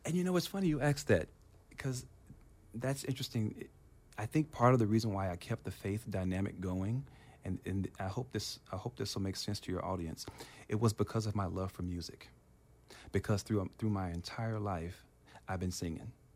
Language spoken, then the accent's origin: English; Memphis, Tennessee, United States; moved away as an adult; also born or lived in Providence, Rhode Island; now in California, United States; when I was growing up in Tennessee